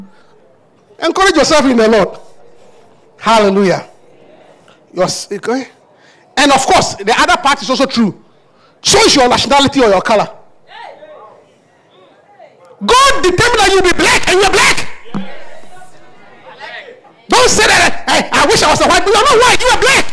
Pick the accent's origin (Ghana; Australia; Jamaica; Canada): Ghana; Obuasi, Ashanti; moved away; I was born in Obuasi, Africa.